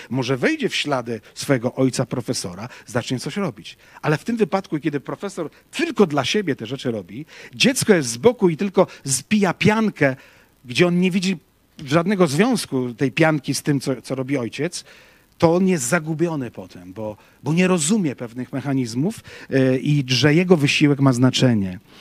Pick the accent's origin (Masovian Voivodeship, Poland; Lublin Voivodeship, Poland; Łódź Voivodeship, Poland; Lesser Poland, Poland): Łódź Voivodeship, Poland; Łódź; ja z Łodzi pochodzę